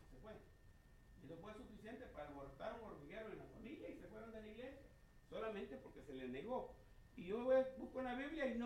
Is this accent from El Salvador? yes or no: yes; El Salvador; moved away; primer choque que yo tuve cuando vine de Salvador, porque venía de la centroamericana, y allá todo es igual, es un molde para todas las iglesias, una sola constitución para todos.